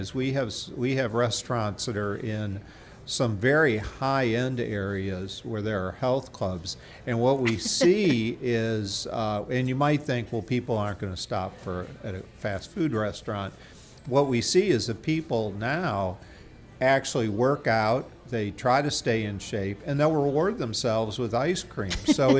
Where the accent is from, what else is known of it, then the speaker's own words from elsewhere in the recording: Michigan, United States; We're from Michigan originally, but we were kind of had spent years looking for just the right opportunity.